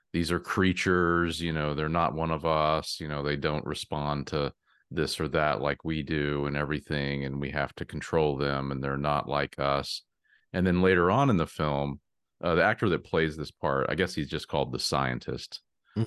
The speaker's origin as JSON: {"language": "English", "region": "Texas", "country": "United States", "said": "my home state of Texas"}